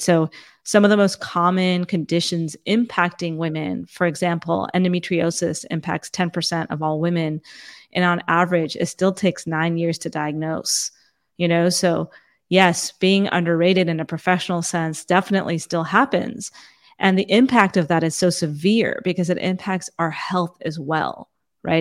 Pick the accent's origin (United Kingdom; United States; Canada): United States; Fremont, California; also born or lived in Saratoga, California / San Jose, California / India; I grew up in, in first, a small town that's about an hour and, uh, south and east of San Francisco called Fremont